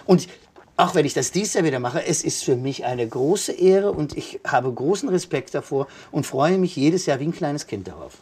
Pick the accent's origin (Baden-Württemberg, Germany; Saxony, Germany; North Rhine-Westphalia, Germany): North Rhine-Westphalia, Germany; Kevelaer; also born or lived in Basel / Baden-Baden / Bonn; now in Cologne, Germany; ich komme gebürtig aus Kevela am Niederrhein, Deutschlands größter Marienwallfahrtsort